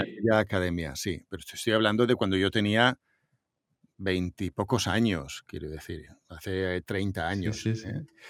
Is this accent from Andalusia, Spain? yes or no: no; Montornès del Vallès, Catalonia, Spain; entro en la emisora municipal de Montornés, de mi pueblo